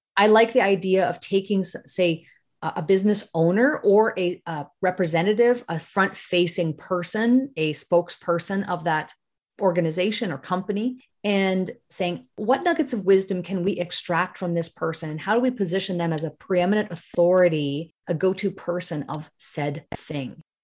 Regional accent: Northern Ontario, Canada; also born or lived in British Columbia / Toronto / Kitchener-Waterloo; now in Chatham, Canada; I grew up in Northern Ontario. That's, so I'm from a, a mining town in Northern Ontario

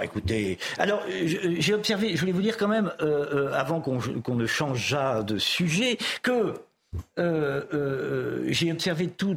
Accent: Châtellerault, Nouvelle-Aquitaine, France; je suis né en province, à Châtellerault

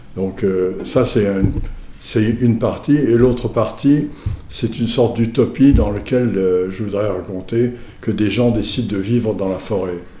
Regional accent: Mauritius; je suis mauricien, donc euh, étant mauricien

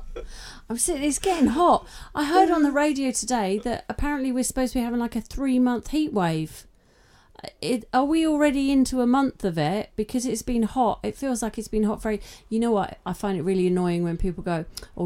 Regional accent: England, United Kingdom; being English

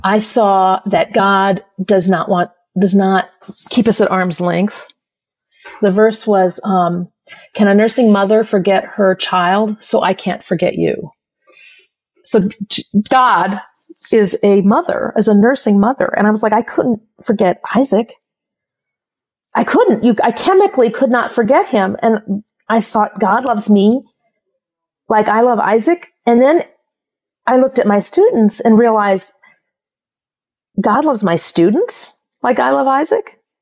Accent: South Bend, Indiana, United States; I was born in South Bend, Indiana

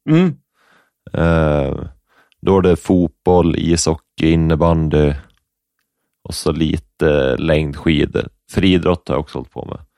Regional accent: Upplands Väsby, Stockholm County, Sweden; born there; Upplands Väsby tror jag. Mm. Lövenströmska hette det tror jag.

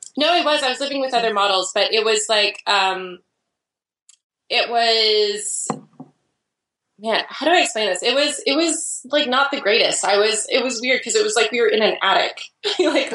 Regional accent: Idaho, United States; now in Portland, United States; I grew up in Idaho actually, and I moved away from Idaho

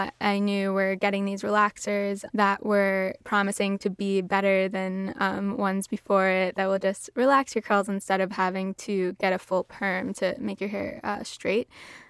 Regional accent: New York City, New York, United States; I grew up in New York City, in Uptown Manhattan with like African American, pretty light skinned family members.

